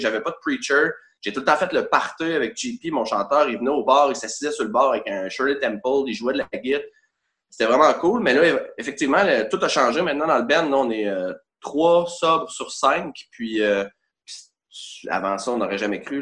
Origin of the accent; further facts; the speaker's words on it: Quebec City, Quebec, Canada; Je viens d'Orsainville, c'est très important de spécifier Orsainville et non Charlebourg parce qu'il y a des limites